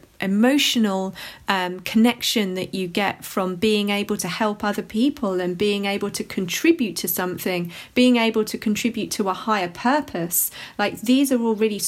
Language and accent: English; London, United Kingdom; somebody who's from London